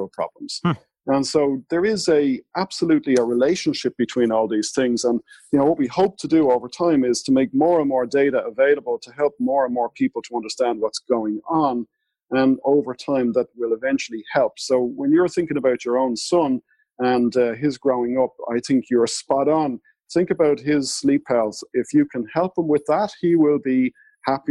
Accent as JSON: {"language": "English", "country": "Ireland", "said": "I'm Irish fair-skinned"}